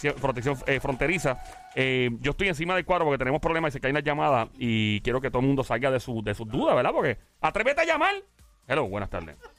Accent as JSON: {"language": "Spanish", "town": "Caguas", "country": "Puerto Rico", "said": "yo soy de Cagua, mucha honra. El Valle el Turabo"}